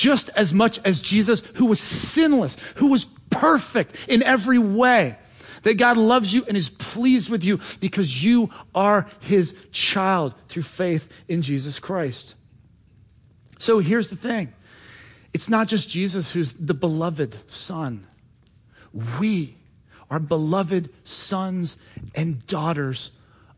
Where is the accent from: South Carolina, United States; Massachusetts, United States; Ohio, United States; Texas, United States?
Ohio, United States; Cincinnati; now in Washington, D.C., United States; I was raised in Cincinnati, Ohio